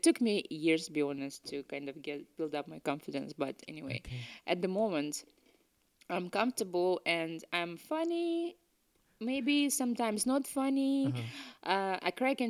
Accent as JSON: {"language": "English", "country": "Ukraine", "tie": "born or raised there", "also_born_or_lived": "Russia / Canada", "second_language": "English", "moved": "as an adult", "lives_now": "Scotland, United Kingdom"}